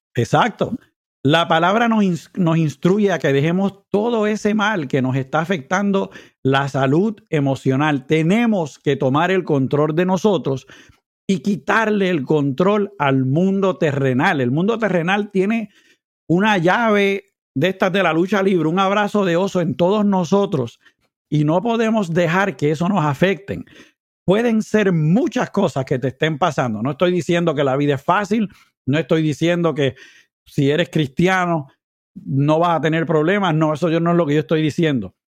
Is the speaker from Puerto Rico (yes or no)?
yes; Puerto Rico; moved away; mi país mientras estoy por acá